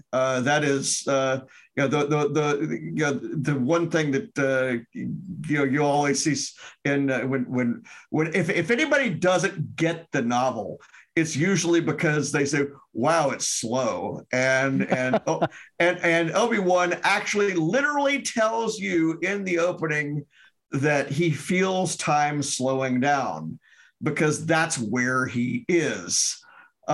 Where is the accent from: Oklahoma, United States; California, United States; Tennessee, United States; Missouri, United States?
Tennessee, United States; Memphis; moved away as an adult; now in Wisconsin, United States; I'm from Memphis originally. I live in Wisconsin and have lived for about 27 years, 28 years